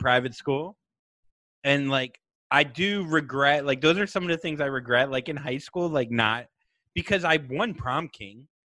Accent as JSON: {"language": "English", "town": "Vero Beach", "region": "Florida", "country": "United States", "tie": "born or raised there", "moved": "yes", "said": "my hometown of Vero Beach"}